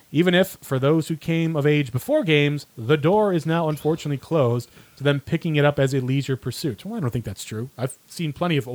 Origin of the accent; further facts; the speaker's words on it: Cleveland, Ohio, United States; And I'm from Cleveland